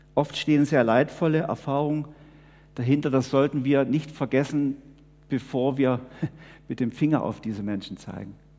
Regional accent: Switzerland; wir als Schweizer

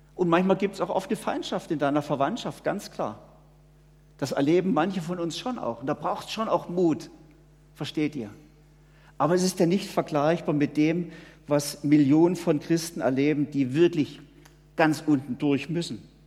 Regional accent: Switzerland; wir leben eigentlich in einer sehr, sehr behüteten Welt hier bei uns in der Schweiz

